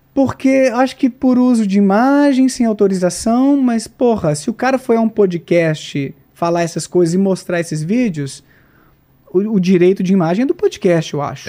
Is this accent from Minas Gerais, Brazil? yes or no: yes; Bom Despacho, Minas Gerais, Brazil; Bom Despacho, minha terra natal, interior de Minas